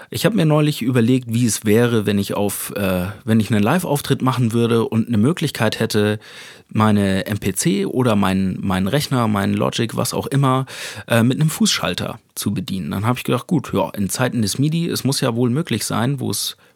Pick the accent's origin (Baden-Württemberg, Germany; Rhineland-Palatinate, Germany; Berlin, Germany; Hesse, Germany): Hesse, Germany; Speicher sagt man da, wo ich herkomme, aus einem kleinen Dorf in Hessen.